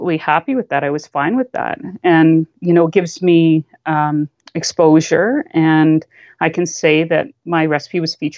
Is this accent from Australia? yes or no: no; Canada; as a Canadian